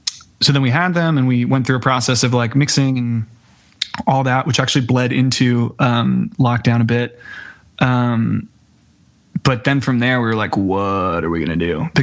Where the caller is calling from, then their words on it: Brooklyn, New York, United States; I'm located in Brooklyn, New York.